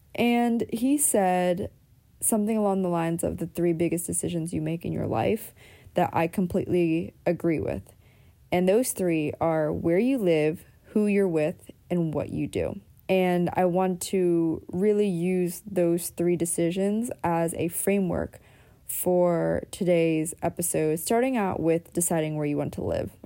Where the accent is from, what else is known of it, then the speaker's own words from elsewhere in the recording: Pennsylvania, United States; moved away; also born or lived in Southern California; the pace that I grew up in on the East Coast, even though I grew up in Pennsylvania